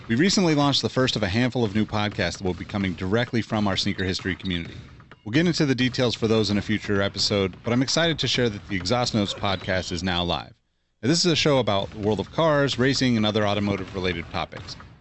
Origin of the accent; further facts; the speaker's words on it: Los Angeles, California, United States; growing up in East L